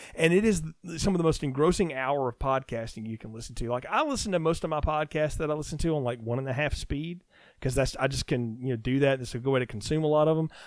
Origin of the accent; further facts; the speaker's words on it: the South, United States; I'm a Southerner